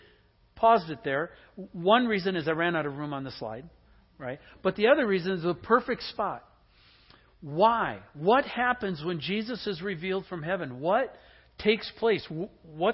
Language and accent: English; Green Bay, Wisconsin, United States; I grew up in the Midwest in Green Bay